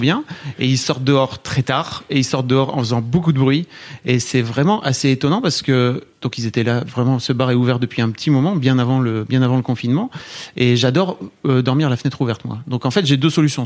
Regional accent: Hauts-de-France, France; moved away; moi, je viens de Neuvillan-Ferrand, dans le nord

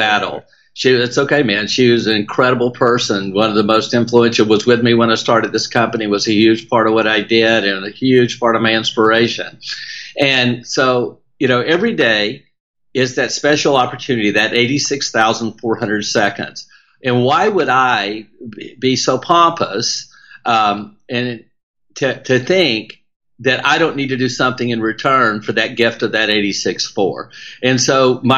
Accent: South Louisiana, United States; accent: Southern twang; we do it openly and with a culture that's so amazing in South Louisiana

